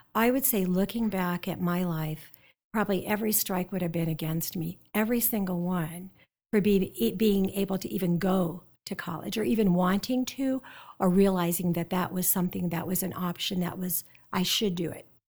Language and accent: English; South Dakota, United States; moved away; I grew up in South Dakota and the Black Hills.